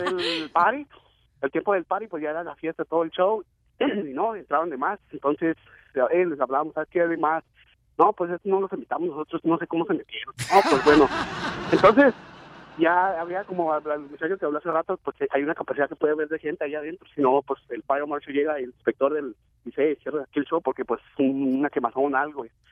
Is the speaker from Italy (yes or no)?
no; Mexico